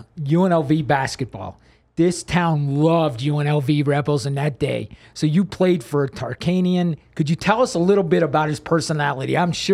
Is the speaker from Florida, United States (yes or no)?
no; Pennsylvania, United States; moved away; I'm from Pennsylvania. I was living in Pennsylvania at the time.